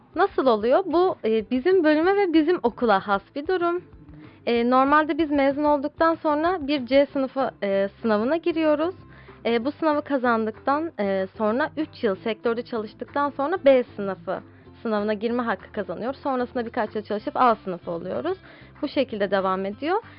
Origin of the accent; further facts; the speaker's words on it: Istanbul, Turkey; İstanbul'da doğdum. İstanbul'da yetiştim.